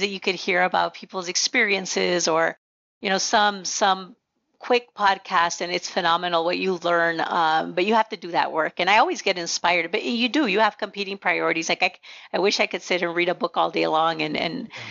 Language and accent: English; Nogales, Arizona, United States; first language Spanish; English is a second language; we grew up in the border town of Nogales